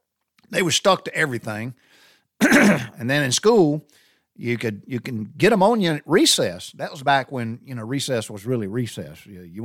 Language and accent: English; the South, United States; It's just trip down memory lane growing up in the South.